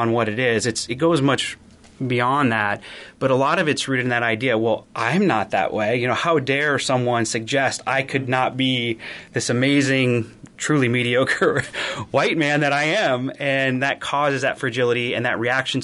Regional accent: Iowa, United States; I grew up in a small town, and I come from Iowa

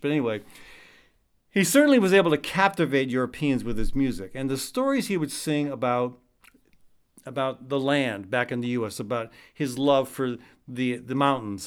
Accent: United States; I'm from the States.

